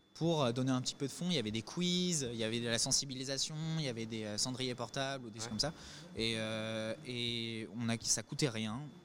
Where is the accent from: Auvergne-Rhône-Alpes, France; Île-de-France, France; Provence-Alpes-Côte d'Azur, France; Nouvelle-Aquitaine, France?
Île-de-France, France; Paris; on vient de Paris, on est de Paris